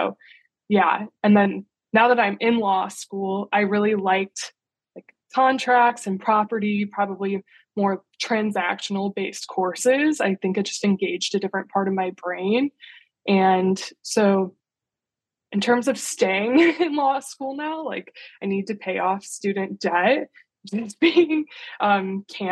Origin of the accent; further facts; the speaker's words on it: Indiana, United States; moved away as an adult; now in Washington, D.C., United States; I grew up in Indiana.